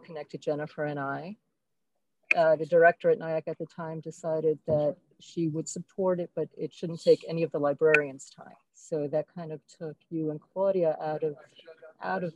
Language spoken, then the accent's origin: English; New York City, New York, United States; I grew up in Brooklyn